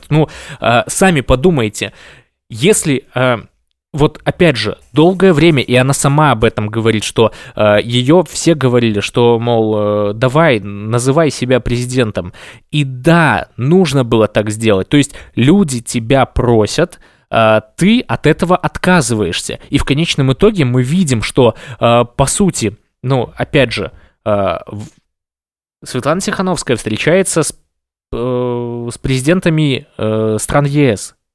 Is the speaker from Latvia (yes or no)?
no; Belarus; А я считаю себя точно таким же человеком, как все белорусы, которые сейчас борются за свободу.